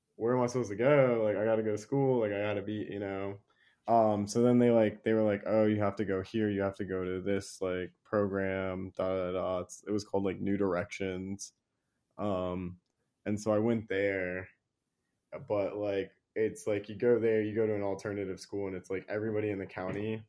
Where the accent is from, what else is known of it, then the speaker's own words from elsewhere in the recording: Virginia, United States; I grew up in Virginia